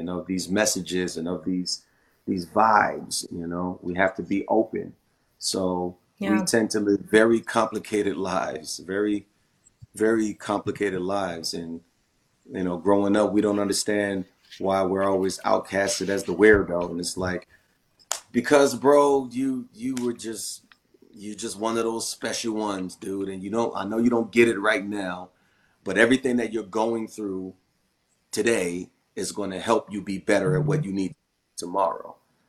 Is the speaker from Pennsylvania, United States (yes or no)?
yes; Philadelphia, Pennsylvania, United States; I'm from Philly and how, you know, there's certain reasons why I made a decision to move away.